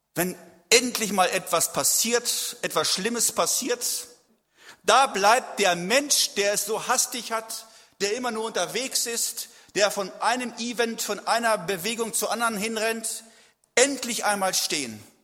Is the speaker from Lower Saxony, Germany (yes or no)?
yes; a village near Celle, Lower Saxony, Germany; lebte in meiner Heimat kann ich fast mit einem Luftgewehr rüberschießen, so weit nur.